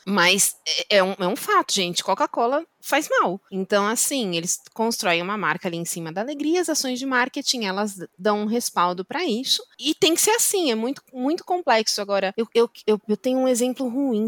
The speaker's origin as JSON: {"language": "Portuguese", "town": "Osasco", "region": "São Paulo", "country": "Brazil", "tie": "born or raised there", "said": "eu nasci em Osasco"}